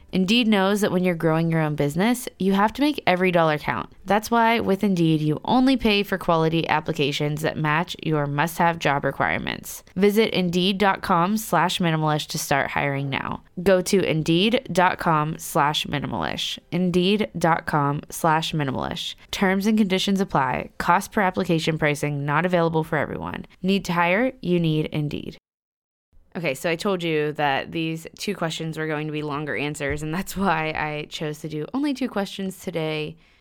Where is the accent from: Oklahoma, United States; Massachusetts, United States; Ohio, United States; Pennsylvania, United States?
Pennsylvania, United States; Pittsburgh; moved away as an adult; also born or lived in Virginia; We're both from Pittsburgh, Pennsylvania, so we decided to move back